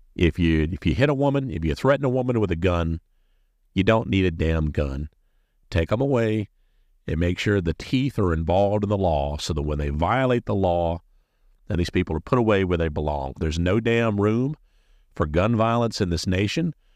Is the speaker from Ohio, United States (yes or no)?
no; South Carolina, United States; My home state of South Carolina